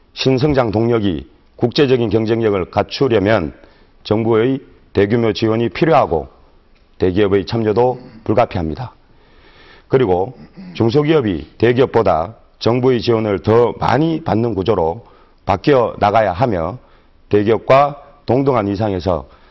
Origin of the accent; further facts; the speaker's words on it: Ulsan, South Korea; 울산에서 태어났습니다. 이곳 남구에서 자라 초등학교, 중학교, 고등학교를 졸업하였습니다